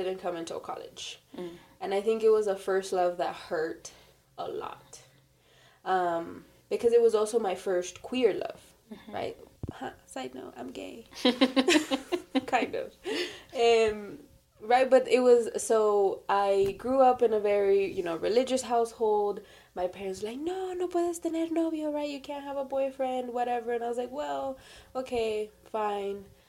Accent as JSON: {"language": "English", "town": "Los Angeles", "region": "California", "country": "United States", "tie": "born or raised there", "also_born_or_lived": "Davis, California", "said": "born, raised in South Central"}